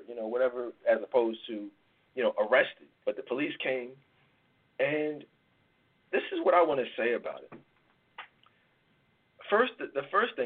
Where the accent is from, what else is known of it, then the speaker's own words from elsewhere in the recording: Philadelphia, Pennsylvania, United States; Like, I live in Philly, well, I live outside of Philly now, but I grew up in Philly